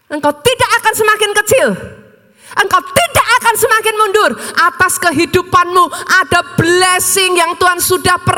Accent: Surakarta, Central Java, Indonesia; Something kita orang Solo nggak akan pernah lupa, Bu.

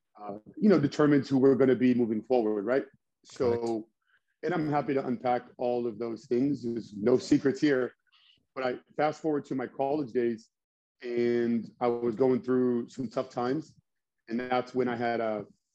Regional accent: United States; also born or lived in Nashua, New Hampshire / Lowell, Massachusetts; I was born and raised in Lowell, Nashua, New Hampshire, and Massachusetts, like that area

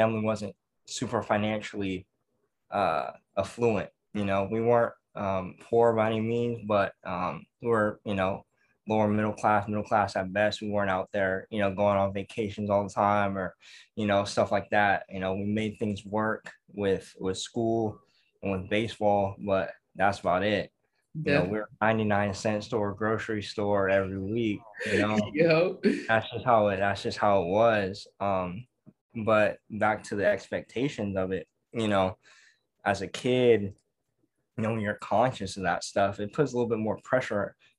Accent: Pittsburg, California, United States; growing up in Pittsburgh, California, we have one high school

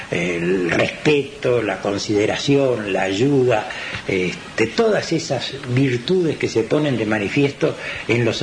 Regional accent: Carmelo, Colonia, Uruguay; Cuando yo vine de Carmelo y corrí acá, como en Carmelo nos dicen a todos nosotros francois

